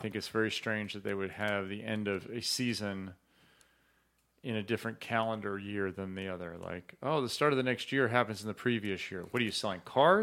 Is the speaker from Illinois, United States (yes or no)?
yes; Chicago, Illinois, United States; growing up in Chicago